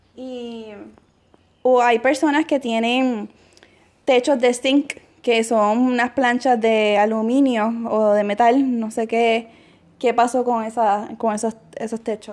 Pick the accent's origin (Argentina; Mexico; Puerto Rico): Puerto Rico; moved away as an adult; yo soy puertorriqueña